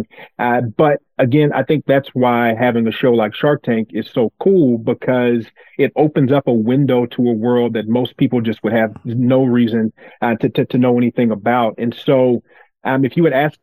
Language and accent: English; Brewton, Alabama, United States; moved away as an adult; also born or lived in Washington, D.C.; I grew up in a small town in South Alabama called Bruton. My grandmother primarily raised me there